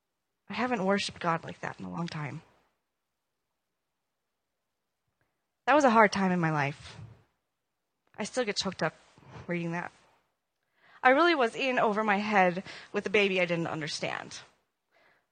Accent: Minnesota, United States; moved away; I'm from Minnesota

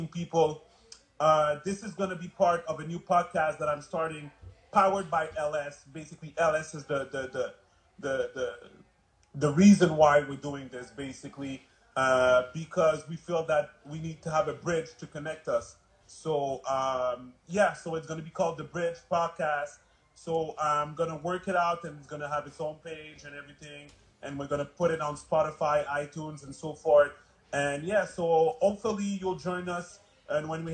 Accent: Montreal, Quebec, Canada; I'm from Montreal

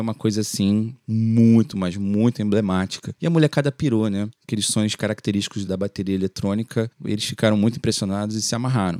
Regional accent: Rio de Janeiro, Brazil; do Complexo do Alemão, que por um acaso é o lugar onde eu nasci e fui criado. Só saí de lá para casar

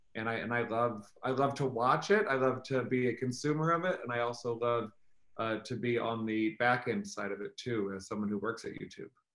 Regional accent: Missouri, United States; now in New York, United States; I grew up in Missouri, which is in the middle of the country

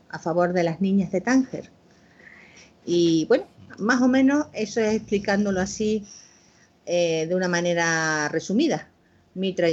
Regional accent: Córdoba, Andalusia, Spain; bueno, ese relato es una experiencia personal, porque he hablado pues, de mi infancia en Córdoba, yo nací en esa ciudad, y bueno, esos recuerdos de la infancia, de la mano de mi padre, de, paseos

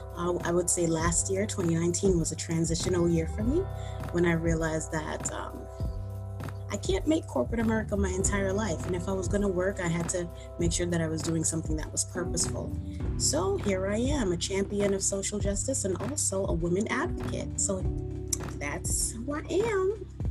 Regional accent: New York City, New York, United States; I am a city girl, born and raised in the Bronx

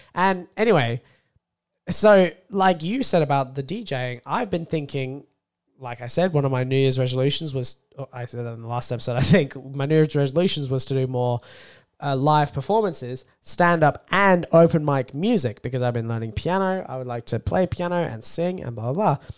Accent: Australia; I'm an Australian.

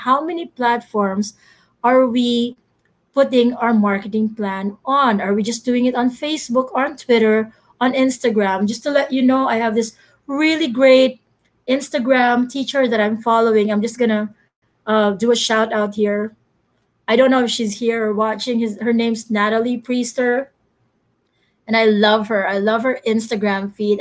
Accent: Philippines; I'm Filipino.

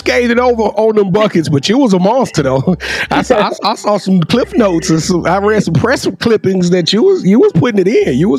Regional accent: Shreveport, Louisiana, United States; so I'm from Shreveport, Louisiana.

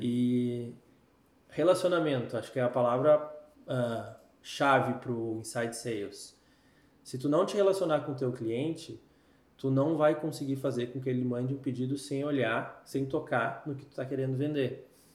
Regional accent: Canoas, Rio Grande do Sul, Brazil; moved away as an adult; now in Recife, Brazil; sou gaúcho, 31 anos, morador de hum. Canoas, Canoas na veia, sabe? Canoense

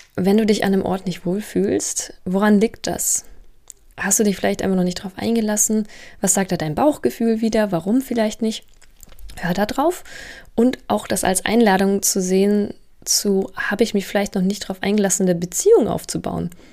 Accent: Munich, Bavaria, Germany; moved away as an adult; now in Berlin, Germany; Ich komme ja aus München

